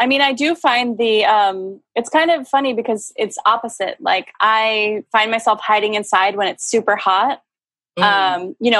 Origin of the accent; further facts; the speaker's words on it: New York, United States; also born or lived in Boston; now in San Diego, United States; I'm originally from New York. And I moved here from Boston because I like to move around just about 2 years ago.